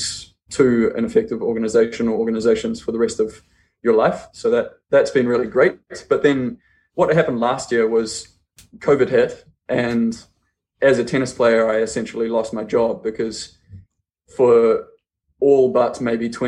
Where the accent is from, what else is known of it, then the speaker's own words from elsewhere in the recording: New Zealand; I'm from New Zealand. I grew up actually on a farm in the middle of nowhere in New Zealand